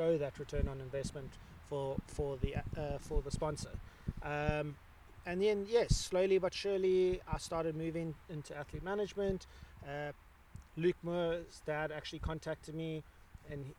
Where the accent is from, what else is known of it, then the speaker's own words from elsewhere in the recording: Umhlanga, KwaZulu-Natal, South Africa; growing up in Umhlanga, coastal town